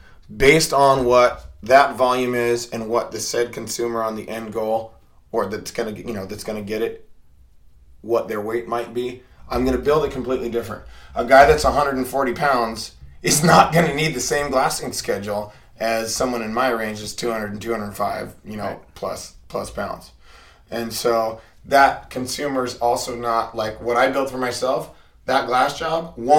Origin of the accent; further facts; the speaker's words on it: Portland, Oregon, United States; I grew up in Portland, Oregon. I am originally from Oregon, and I'm a adult learner.